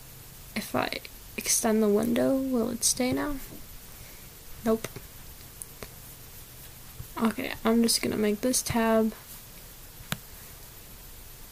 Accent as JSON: {"language": "English", "region": "Midwest", "country": "United States", "said": "I am from the Midwest"}